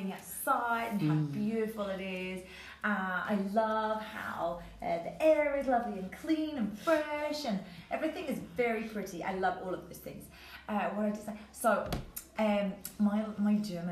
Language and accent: English; London, United Kingdom; moved away; I'm originally from London, in England